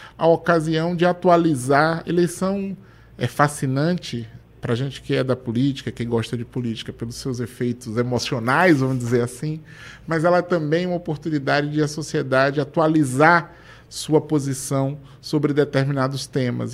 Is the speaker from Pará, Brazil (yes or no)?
no; Feira de Santana, Bahia, Brazil; Eu sou de Feira de Santana, voto em Feira de Santana.